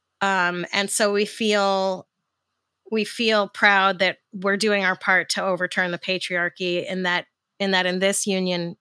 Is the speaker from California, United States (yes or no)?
no; New York City, New York, United States; I grew up in New York